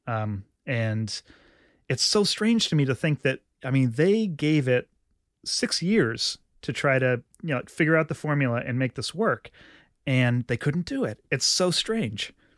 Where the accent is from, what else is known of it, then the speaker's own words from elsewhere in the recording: Vermont, United States; my home state of Vermont.